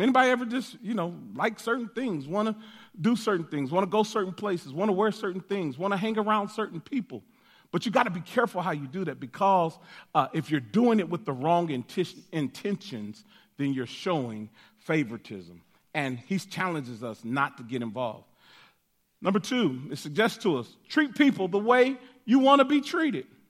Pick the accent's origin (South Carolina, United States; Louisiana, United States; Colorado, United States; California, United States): Colorado, United States; Denver; they, uh, gave birth to me in Denver, Colorado. And so, uh, I grew up in Denver, uh, all of my life